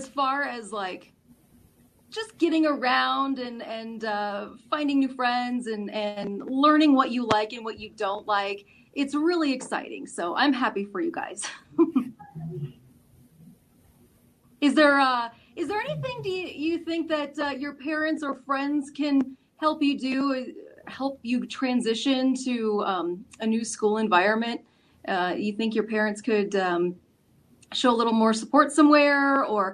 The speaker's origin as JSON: {"language": "English", "town": "Castle Rock", "region": "Colorado", "country": "United States", "tie": "born or raised there", "said": "growing up in Castle Rock, everybody just went to the same school"}